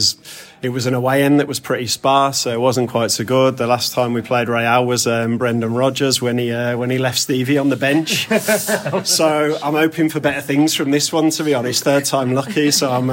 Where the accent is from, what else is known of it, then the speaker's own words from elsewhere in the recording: Birmingham, West Midlands, United Kingdom; now in Madrid, Spain; I'm not a Scouser originally. You can tell from the accent. Like, I would rather be in here every single week than back home in Birmingham